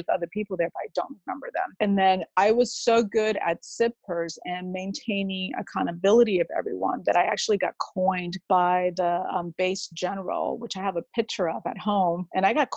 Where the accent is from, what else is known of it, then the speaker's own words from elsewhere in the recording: Connecticut, United States; moved away as an adult; I grew up in Connecticut